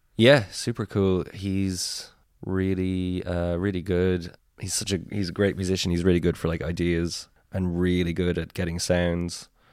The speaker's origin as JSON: {"language": "English", "area": "Tipperary", "region": "Munster", "country": "Ireland", "moved": "yes", "lives_now": "Cork, Ireland", "said": "We're all from Tipperary, but, like, I live in Cork"}